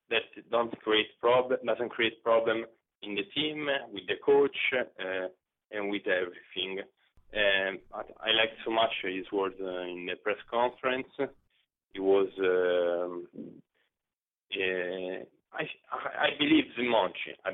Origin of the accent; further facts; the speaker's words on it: Rome, Lazio, Italy; English is a second language; I was born in Rome